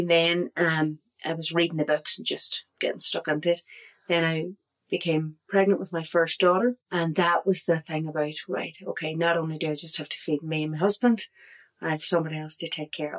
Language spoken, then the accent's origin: English; Derry, Northern Ireland, United Kingdom; moved away as an adult; now in Gortahork, Ireland; I'm originally from Derry